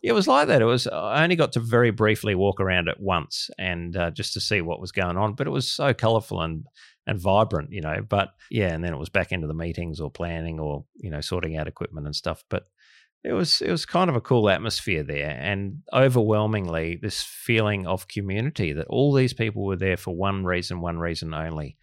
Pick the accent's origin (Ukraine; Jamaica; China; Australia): Australia; Australian of the Year